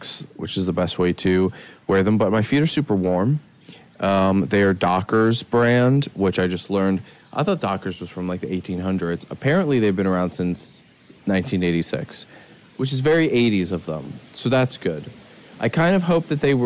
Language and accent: English; Philadelphia, Pennsylvania, United States; now in California, United States; I grew up in Philadelphia, in Pennsylvania